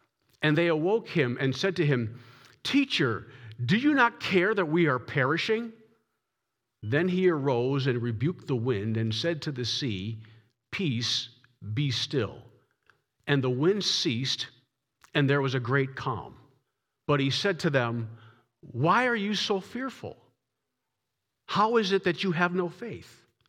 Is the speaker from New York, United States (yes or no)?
no; Massachusetts, United States; When I was growing up in Massachusetts, I always had a German Shepherd in the house.